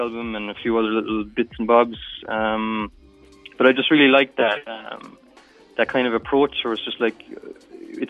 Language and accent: English; Midleton, Ireland; now in Brussels, Belgium; I'm from Middleton